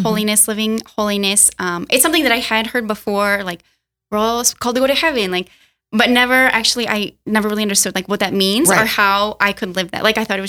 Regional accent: Cedar Falls, Iowa, United States; Yeah, so I am from Iowa, Cedar Falls, Iowa. It's in the northeastern part.

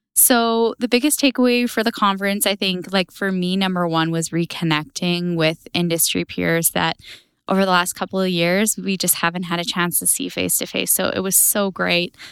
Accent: Alberta, Canada; I am from Harry Hill, Alberta

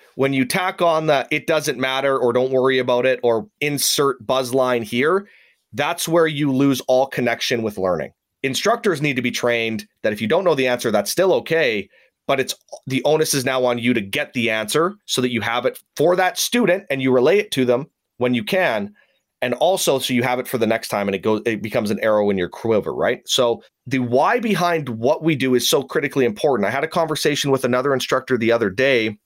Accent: Saskatoon, Saskatchewan, Canada; moved away; I actually switched to a reserve unit, which was in my hometown of Saskatoon

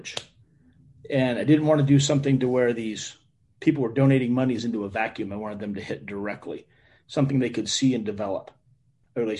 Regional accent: United States; I came back with an innate privilege to be an American

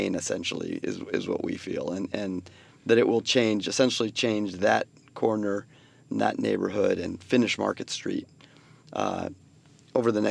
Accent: San Francisco, California, United States; I grew up in San Francisco, so I know the city like the back of my hand.

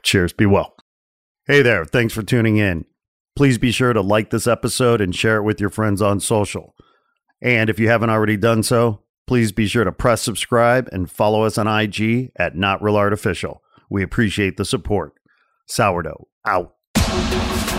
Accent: forty miles outside of Chicago, Illinois, United States; I grew up forty miles outside of Chicago

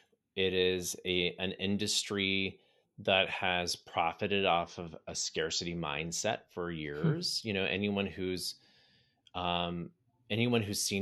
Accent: Texas, United States; also born or lived in Pittsburgh; I ended up moving from Pittsburgh to Houston, and where now we actually have planted roots here. I grew up in Southeast Texas. My whole family is here.

